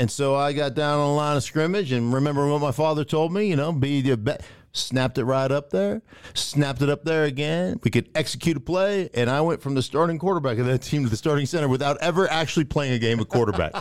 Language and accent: English; Alaska, United States; I grew up in Alaska